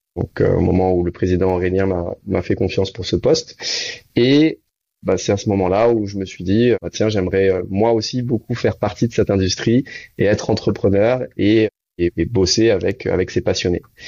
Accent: Réunion; moved away; also born or lived in Canada; je suis de la Réunion

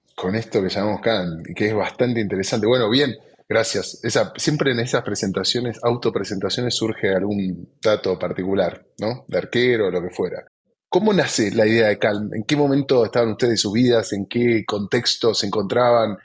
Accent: Argentina; nosotros como argentinos

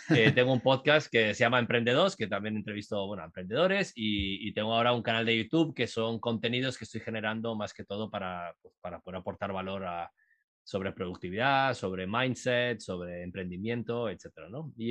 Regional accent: Uruguay; moved away; also born or lived in Costa Rica / Guatemala; yo soy uruguayo, soy, me crié en Latinoamérica, viví en Costa Rica muchos años, eh, viví en Guatemala también, entonces yo venía con una idiosincrasia eh, centroamericana, sudamericana, terminé en Miami estudiando en la universidad

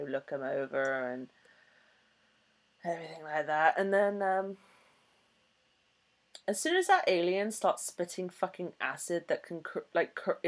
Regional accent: England, United Kingdom; I'm English

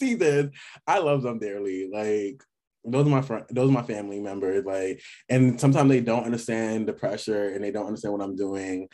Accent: New York City, New York, United States; I'm from New York City, by the way, and we are very cocky people

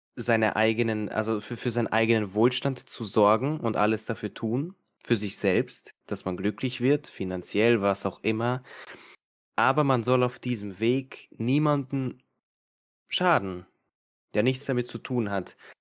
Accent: Serbia; now in Austria; ich bin jetzt ursprünglich aus Serbien

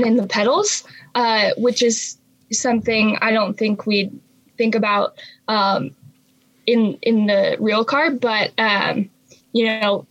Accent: Idaho, United States; I grew up in Idaho, near a ski resort.

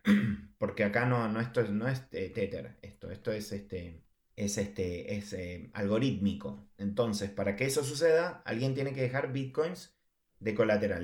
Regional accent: Argentina; como argentino lo sé

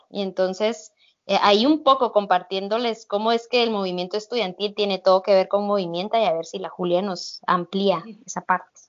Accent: Totonicapán, Guatemala; moved away as an adult; now in Guatemala City, Guatemala; del pueblo eh, indígena de donde yo vengo. El ejército de Guatemala masacró a nuestra organización comunitaria, 48 cantones

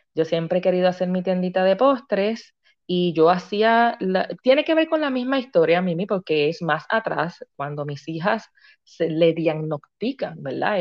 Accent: Río Grande, Puerto Rico; soy natural de Río Grande, Puerto Rico

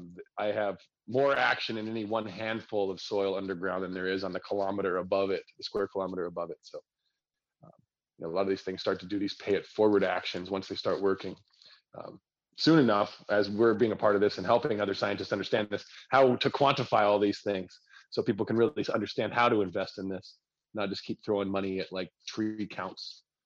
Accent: the West, United States; I'm being from the West, it's an important issue people don't really think about.

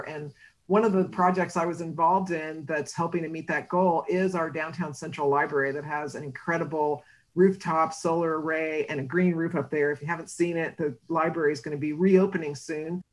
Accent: San Antonio, Texas, United States; also born or lived in Seattle; now in Austin, United States; I'm actually from San Antonio, got my master's degree at UT Austin.

